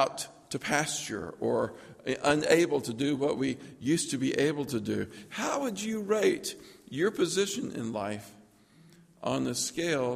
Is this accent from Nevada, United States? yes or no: no; Lookout Mountain, Georgia, United States; I grew up on Lookout Mountain. On the back of Lookout Mountain, there's a little town called Hinkle, Georgia